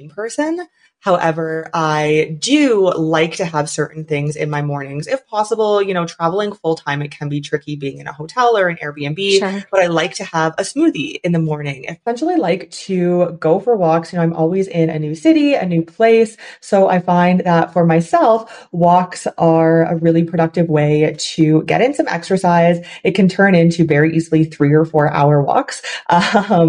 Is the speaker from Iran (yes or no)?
no; Canada; also born or lived in China; I am from Canada, but then every summer I lived in China and I would go back to Canada